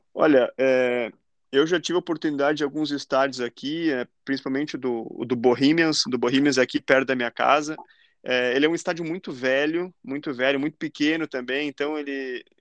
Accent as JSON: {"language": "Portuguese", "town": "Lajeado", "region": "Rio Grande do Sul", "country": "Brazil", "tie": "born or raised there", "also_born_or_lived": "Guaporé", "moved": "as an adult", "lives_now": "Ireland", "said": "sou de Guaporé, né, na Serra Gaúcha, mas eu morei quase a vida inteira em Lajeado"}